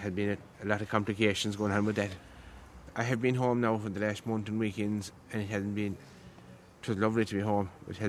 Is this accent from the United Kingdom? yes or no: no; Croom, Munster, Ireland; Crome in County Limerick.